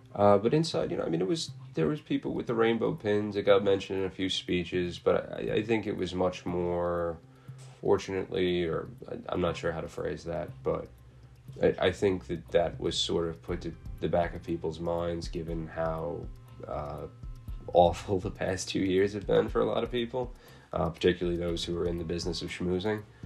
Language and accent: English; New York City, New York, United States; being Irish and being Catholic and being New York, Staten Islanders, New Yorkers, and Americans